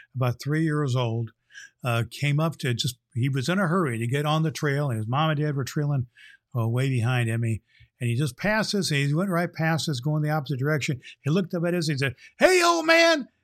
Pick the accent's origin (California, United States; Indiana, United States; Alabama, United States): Indiana, United States; Indianapolis; here in my hometown, Indianapolis, Indiana